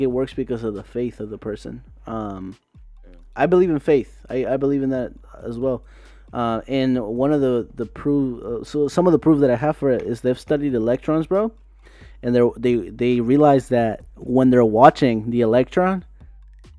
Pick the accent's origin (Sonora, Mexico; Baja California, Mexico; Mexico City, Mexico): Baja California, Mexico; Tijuana; I'm from Tijuana, Mexico.